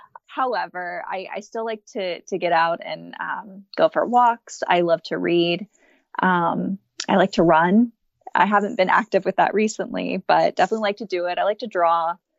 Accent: Austin, Texas, United States; also born or lived in Japan; So I grew up in Austin, Texas. I'm 32 years old, about to be 33. I'm mostly spent my life in Austin, Texas, but was born abroad over in Japan, moved around a lot

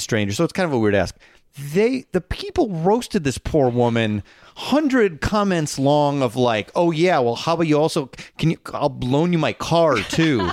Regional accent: Schaumburg, Illinois, United States; my hometown's Facebook group

